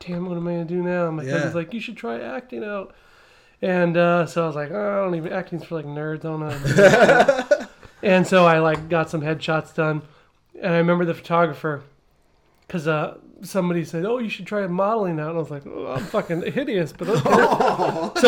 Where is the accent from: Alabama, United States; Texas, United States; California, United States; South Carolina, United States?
California, United States; Downey; also born or lived in Apple Valley, California; Originally from Downey, California, which is probably about 35 minutes down the road off the 5 freeway